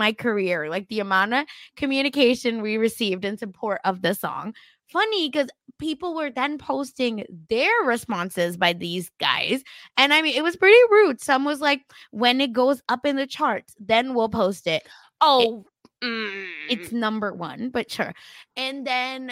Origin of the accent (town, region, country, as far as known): Oklahoma, United States; born or raised there